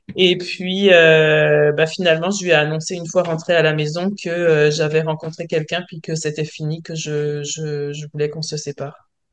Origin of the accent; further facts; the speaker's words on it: France; accent: French; moved away as an adult; now in Quebec, Canada; je suis française, j'imagine que les gens l'auront peut-être entendu à mon accent, mais euh, ça fait donc 22 ans que je vis en France.